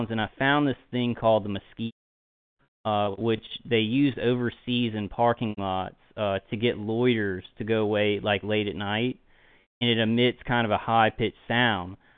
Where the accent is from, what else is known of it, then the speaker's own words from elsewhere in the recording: Louisiana, United States; also born or lived in Texas; I born and raised in Louisiana, you know, all my life